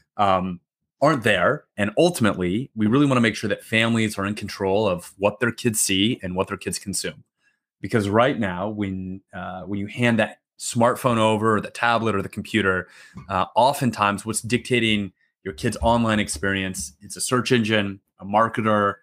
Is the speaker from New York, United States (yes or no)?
no; New Mexico, United States; moved away as an adult; also born or lived in Massachusetts / Washington, D.C. / Philadelphia; now in Austin, United States; I'm originally from New Mexico